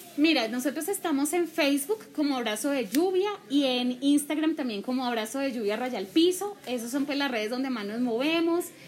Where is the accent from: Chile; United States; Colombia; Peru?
Colombia; Bogotá; moved away as an adult; now in Subachoque, Colombia; yo soy de Bogotá, yo soy adoptada de Subachoque